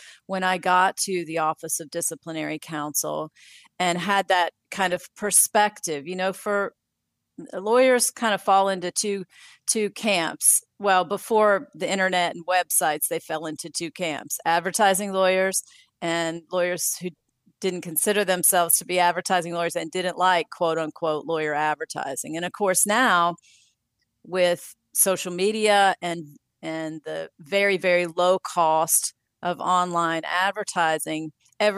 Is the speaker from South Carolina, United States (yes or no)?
yes; Spartanburg, South Carolina, United States; also born or lived in Columbia, South Carolina; returned to my hometown of Spartanburg